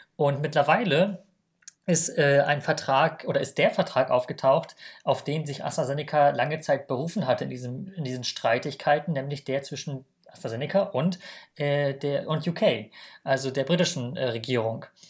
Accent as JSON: {"language": "German", "country": "Germany", "said": "als Deutsche haben wir das natürlich, leben wir natürlich in einer Bubble"}